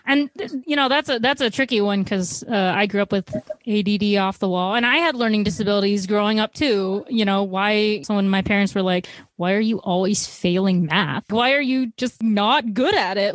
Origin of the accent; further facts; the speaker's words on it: Chicago, Illinois, United States; I'm from Chicago, and I'd like to think we're like a big media producing place